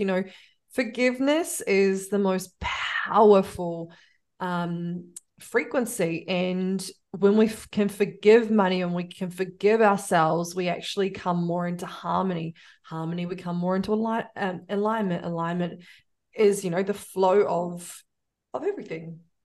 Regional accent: New Zealand; I'm a Kiwi

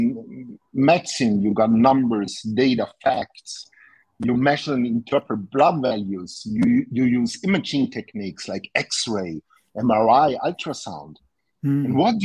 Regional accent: Austria; I'm from Austria.

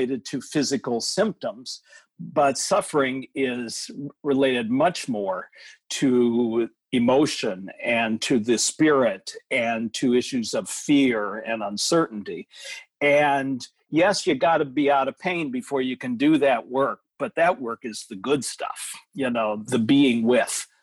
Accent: United States; as American adults

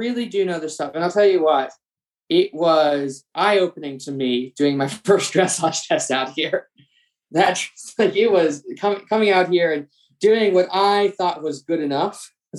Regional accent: East Coast, United States; But what is vaguely unique about me is the fact that I am from the East Coast

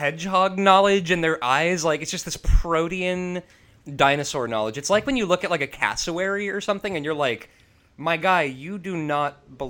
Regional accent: Chicago, Illinois, United States; also born or lived in Schaumburg, Illinois; growing up in Chicago

